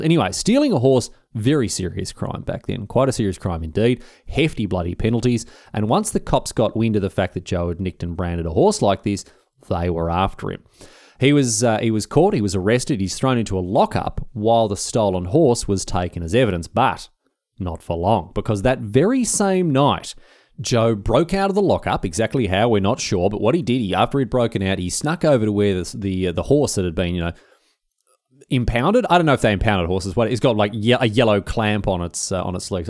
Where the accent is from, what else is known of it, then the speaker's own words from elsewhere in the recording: Melbourne, Victoria, Australia; I'm from Victoria